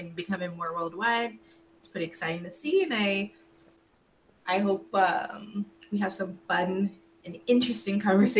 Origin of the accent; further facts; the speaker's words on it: Toronto, Ontario, Canada; I'm from Toronto